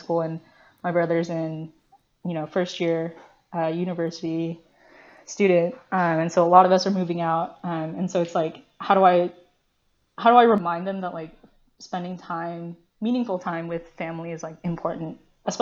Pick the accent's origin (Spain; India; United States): United States; English is a second language; I was born in the US